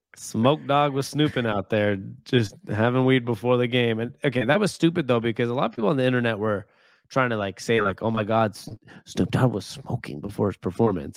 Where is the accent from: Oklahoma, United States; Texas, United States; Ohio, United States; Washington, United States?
Washington, United States; Seattle; I was born and raised in Seattle